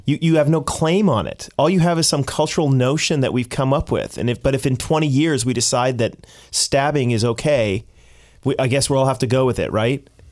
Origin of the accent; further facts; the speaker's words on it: United States; now in Canada; I'm American, say, half Canadian